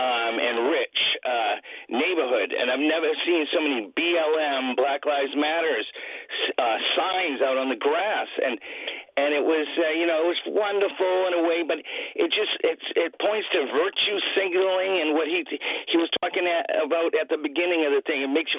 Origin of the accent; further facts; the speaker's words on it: Maine, United States; now in San Francisco, United States; I'm from Maine originally. I live in San Francisco now